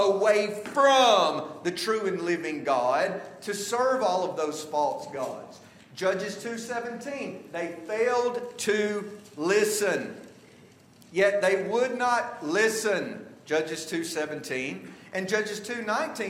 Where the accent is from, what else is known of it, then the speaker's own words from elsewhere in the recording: the South, United States; now in Washington, D.C. area, United States; I'm from the South